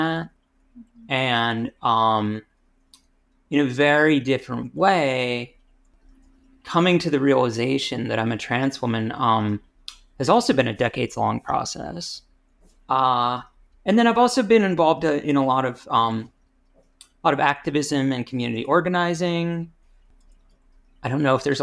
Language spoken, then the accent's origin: English; Rochester, New York, United States; now in Pittsburgh, United States; When I was growing up, I spent most of the time at my dad's house in the suburbs of Rochester, New York, which is sort of near Buffalo